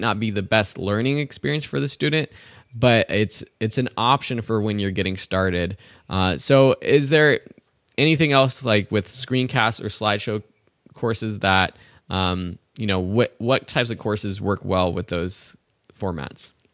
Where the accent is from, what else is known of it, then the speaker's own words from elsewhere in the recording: Southern California, United States; as a kid, I didn't travel really that much except for around California, Grand Canyon, those kind of T- typical close places from anyone for anyone growing up in SoCal